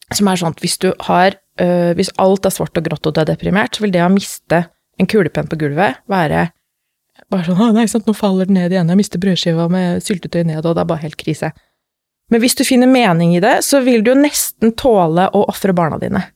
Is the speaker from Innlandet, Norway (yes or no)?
yes; Lillehammer, Innlandet, Norway; moved away as an adult; also born or lived in Middle East; kommer fra Lillehammer